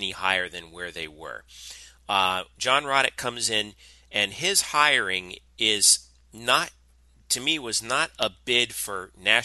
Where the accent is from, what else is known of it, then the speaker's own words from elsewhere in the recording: South Florida, United States; Growing up in South Florida